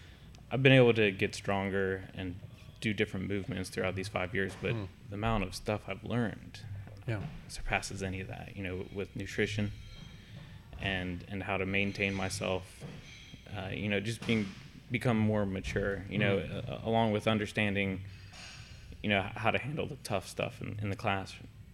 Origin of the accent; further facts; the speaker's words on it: Salt Lake City, Utah, United States; born there; Yeah, I was born in Salt Lake City and then moved out. Yeah, moved out from there when I was 2.